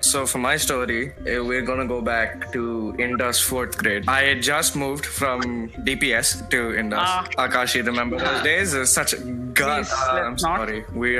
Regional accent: India; born or raised there; accent: Indian; also born or lived in United States

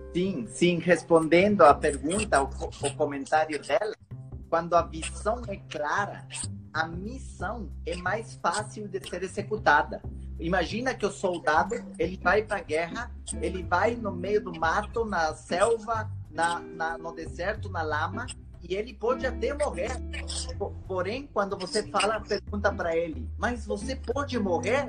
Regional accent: Ecuador; Portuguese is a second language; now in Brazil; eu considero que eu sou um brasileiro morando no corpo do equatoriano

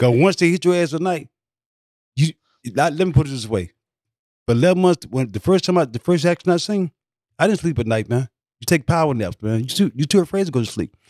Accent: Mississippi, United States; moved away as an adult; also born or lived in San Francisco / Los Angeles / Detroit; I grew up with him in Mississippi

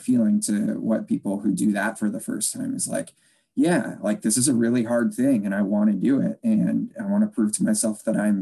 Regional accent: Chicago, Illinois, United States; also born or lived in Des Moines, Iowa; I grew up just outside Chicago, Illinois

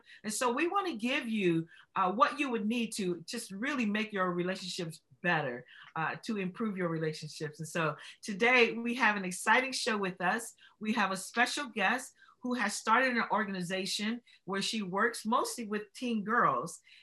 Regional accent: Los Angeles, California, United States; I grew up in Los Angeles and I went to Los Angeles High School.

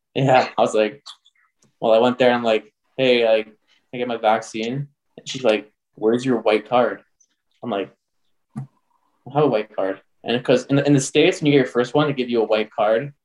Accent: Canada; I'm from Canada

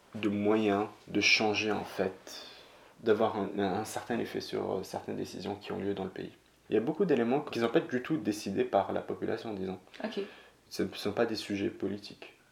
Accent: Morocco; moved away; J'ai grandi au Maroc

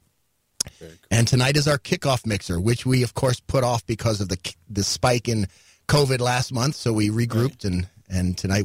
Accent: New York City, New York, United States; moved away as an adult; I grew up in New York City.

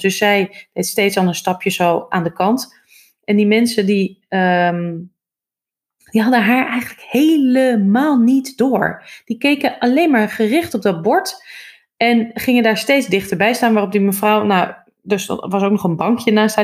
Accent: Hoorn, North Holland, Netherlands; moved away as an adult; also born or lived in Amsterdam; ik ben opgegroeid in Horen, Noord-Holland

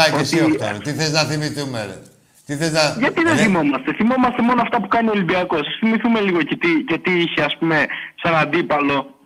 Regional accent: Athens, Attica, Greece; Από τα Πατήσια.

